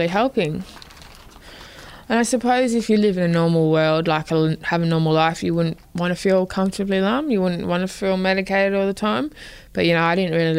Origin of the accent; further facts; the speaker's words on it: Darwin, Northern Territory, Australia; I was born in Darwin.